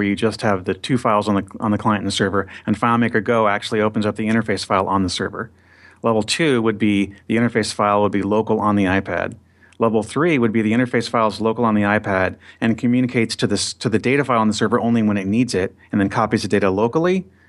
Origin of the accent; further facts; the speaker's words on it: California, United States; It took me right back to the 80s and growing up in Southern California.